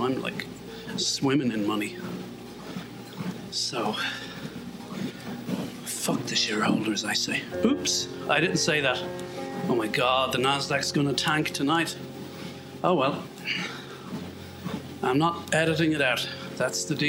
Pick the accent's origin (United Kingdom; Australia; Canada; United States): United Kingdom; Northern Ireland; I'm from Northern Ireland